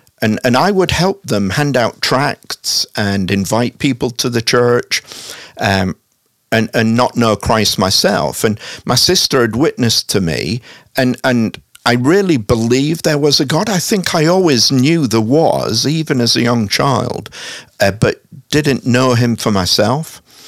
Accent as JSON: {"language": "English", "town": "Hull", "region": "Yorkshire and the Humber", "country": "United Kingdom", "tie": "born or raised there", "also_born_or_lived": "Salisbury / Scotland", "moved": "as an adult", "lives_now": "Kansas City, United States", "said": "I'm originally from Hull. Uh-huh. I was born there in 1960. I left as a young adult and moved around a little."}